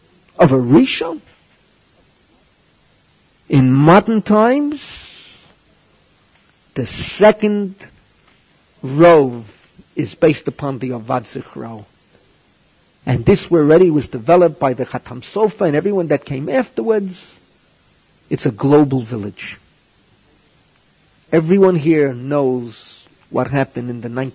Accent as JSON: {"language": "English", "town": "New York City", "region": "New York", "country": "United States", "tie": "born or raised there", "also_born_or_lived": "Maplewood, New Jersey", "moved": "as an adult", "lives_now": "Israel", "said": "I'm from the Bronx. I grew up within an easy walk of Yankee Stadium"}